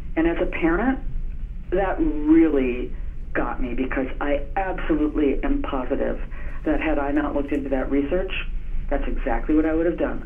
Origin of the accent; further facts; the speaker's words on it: Minnesota, United States; I'm from Minnesota